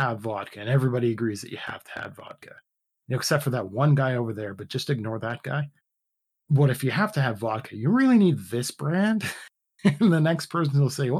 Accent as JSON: {"language": "English", "country": "Canada", "said": "I'm Canadian"}